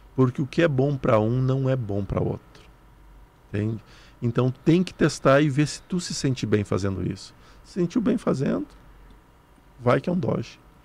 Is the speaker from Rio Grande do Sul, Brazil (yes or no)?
yes; near Sananduva, Rio Grande do Sul, Brazil; lá perto de onde eu nasci.